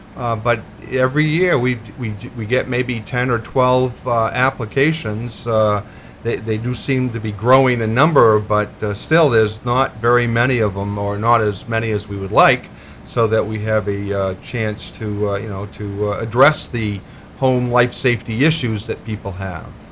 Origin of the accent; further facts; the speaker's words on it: Lewiston, Maine, United States; also born or lived in Colorado / Massachusetts; I was born here in Lewiston